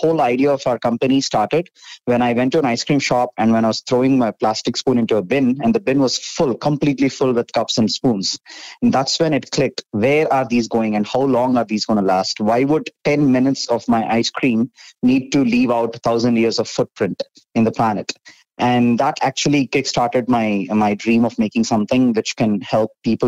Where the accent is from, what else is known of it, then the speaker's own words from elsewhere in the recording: India; I was born and brought up in India